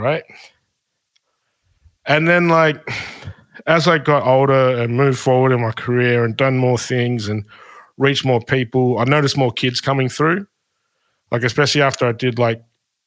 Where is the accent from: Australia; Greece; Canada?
Australia; Shepparton, Victoria; when I was a kid growing up in Shepparton